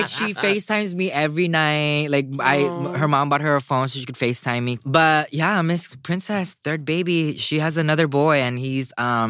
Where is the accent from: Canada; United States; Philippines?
Philippines; moved away; I grew up in the Philippines, and I was, like, raised by, like, a lot of fighting cocks all the time.